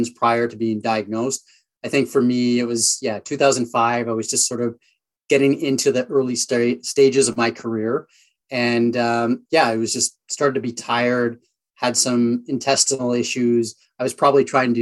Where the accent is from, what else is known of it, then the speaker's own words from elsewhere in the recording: Sault Ste. Marie, Ontario, Canada; also born or lived in Vancouver / upstate New York; And then I moved to Sault Ste. Marie, Ontario. So a smaller town in Northern Ontario where I grew up from sort of the age of 5 through high school